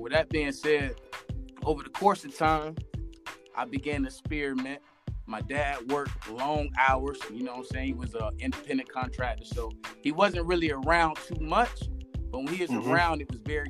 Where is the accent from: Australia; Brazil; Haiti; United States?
United States; West Palm Beach, Florida; also born or lived in Avon Park, Florida / Port St. Lucie, Florida; I'm from West Palm Beach, Florida